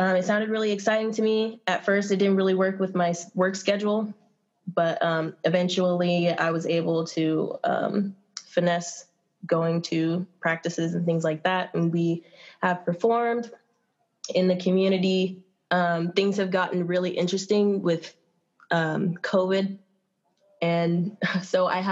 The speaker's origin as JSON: {"language": "English", "region": "Southern California", "country": "United States", "tie": "born or raised there", "moved": "as an adult", "lives_now": "Humboldt County, United States", "said": "I came up from Southern California, as most people that are in this area, not all, but a lot. And down in Southern California, I began dancing like at a young age"}